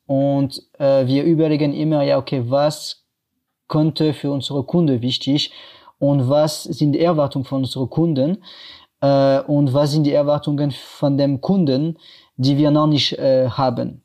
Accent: France; German is a second language; moved away as an adult; now in Cologne, Germany; wie ihr äh, hören könnt, ich komme aus Frankreich und ja, ich wohne ungefähr seit acht Jahren in Deutschland

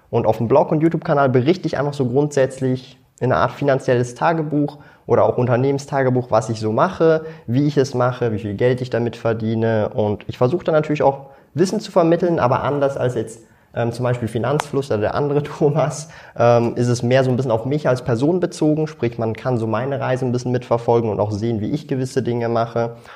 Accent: Switzerland; mein Hochdeutsch ist ja ziemlich äh, gut man mag es kaum glauben, aber ich bin aus der Schweiz.

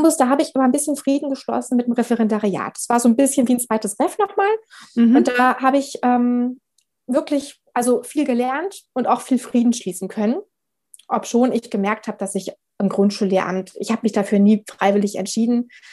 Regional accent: Berlin, Germany; moved away as an adult; also born or lived in Frankfurt am Main; now in Hesse, Germany; Ich komme ja aus Berlin, habe ähm, da genau ganz klassisch meine Schullaufbahn gemacht

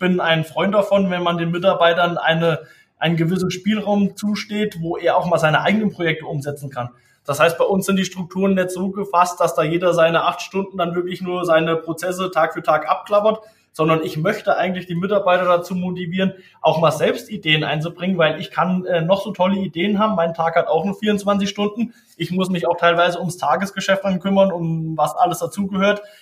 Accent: Tann, Hesse, Germany; ich bin natürlich aus der Rhön, ich komme aus der Rhön, ich bin äh, hier aufgewachsen in der Nähe von Tann.

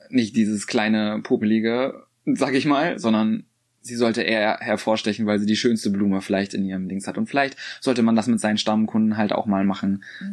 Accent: Rostock, Mecklenburg-Vorpommern, Germany; bei uns in Rostock

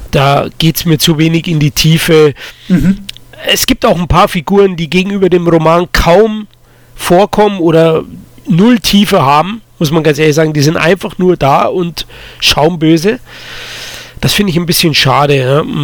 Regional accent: Munich, Bavaria, Germany; Ist jetzt zum Beispiel von mir, ich komme ja aus

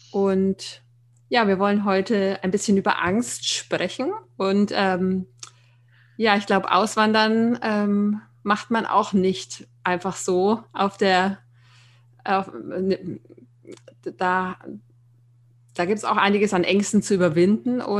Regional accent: Nuremberg, Bavaria, Germany; Ja, ich ähm, bin äh, 41 Jahre alt, ähm, komme ursprünglich aus Nürnberg, was man vielleicht auch hört.

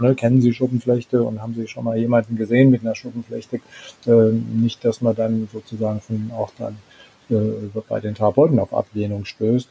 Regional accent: Germany; bei uns in Deutschland

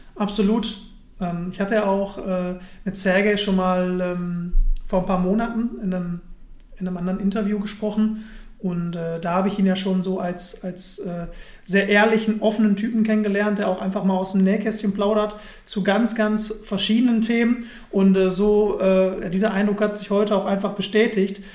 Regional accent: Mülheim an der Ruhr, North Rhine-Westphalia, Germany; moved away as an adult; now in Düsseldorf, Germany; in Müller bei der Ruhr in meiner Heimat

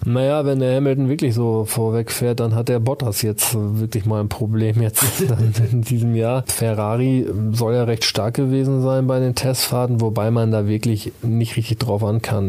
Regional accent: Osnabrück area, Lower Saxony, Germany; das ist ja mein Gebiet. Ich komme ja auch aus der Ecke

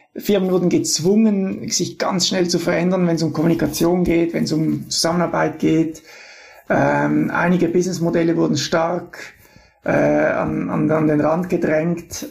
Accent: Switzerland; als Schweizer

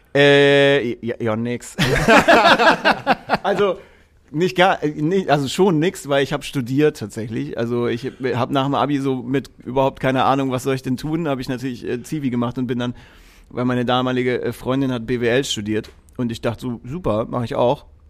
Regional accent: Erlangen, Bavaria, Germany; ich bin in Erlangen aufgewachsen

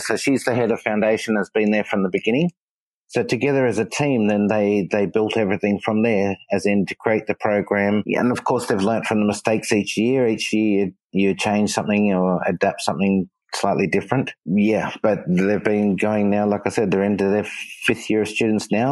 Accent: Australia; moved away; I'm Australian from Australia

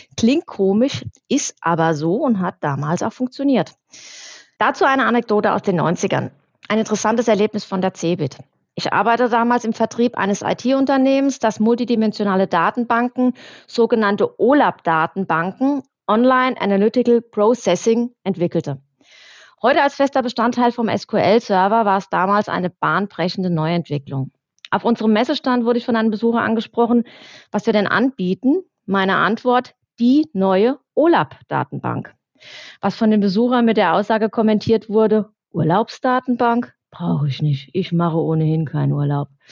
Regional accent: Germany; bei uns in Deutschland

